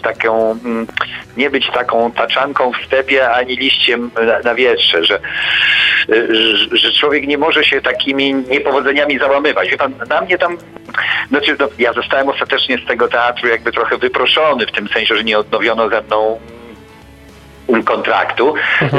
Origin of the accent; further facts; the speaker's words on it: Poland; wychowywałem się w końcu w Polskiej Rzeczpospolitej Ludowej